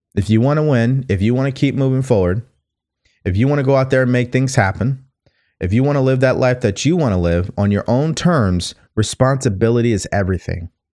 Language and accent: English; California, United States; also born or lived in Texas; I was from California